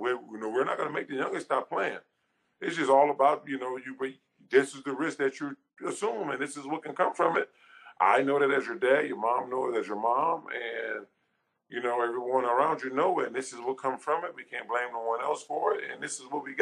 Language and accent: English; Louisiana, United States; I'm from Louisiana